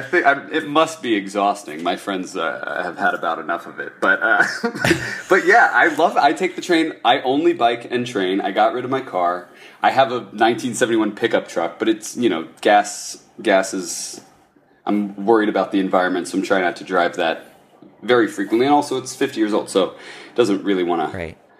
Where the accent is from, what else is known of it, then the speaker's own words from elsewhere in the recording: Ohio, United States; I'm from Ohio